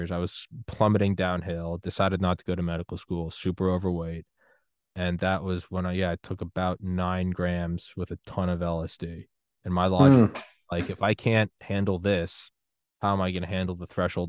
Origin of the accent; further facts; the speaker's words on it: New England, United States; moved away; also born or lived in Georgia / Maryland / Miami; I'm from New England